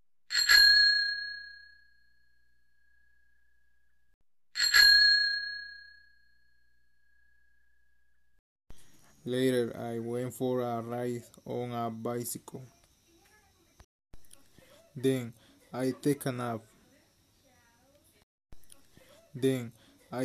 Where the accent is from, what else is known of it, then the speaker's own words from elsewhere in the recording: El Salvador; English is a second language; I am from El Salvador